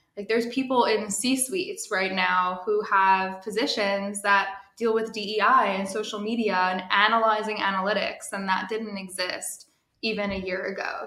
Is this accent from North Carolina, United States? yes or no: no; New Jersey, United States; now in New York City, United States; I'm based in New York City. I'm originally from New Jersey